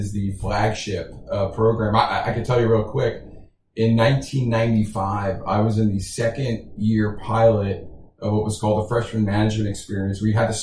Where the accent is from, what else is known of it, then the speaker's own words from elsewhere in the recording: New York, United States; now in Houston, United States; growing up in New York, it's funny. I grew up in this Italian neighborhood